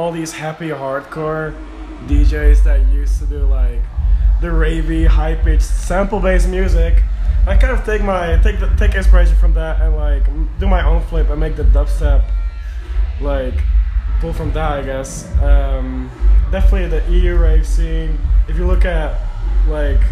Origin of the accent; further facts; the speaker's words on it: Netherlands; I am from the Netherlands.